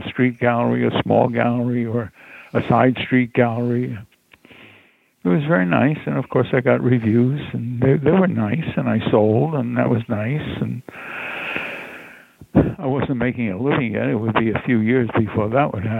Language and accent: English; Laurelton, United States; I grew up in Laurelton, and it was very undeveloped at that time